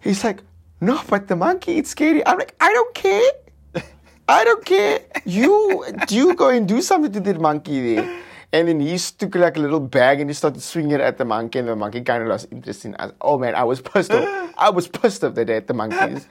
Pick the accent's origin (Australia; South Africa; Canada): South Africa; I'm from South Africa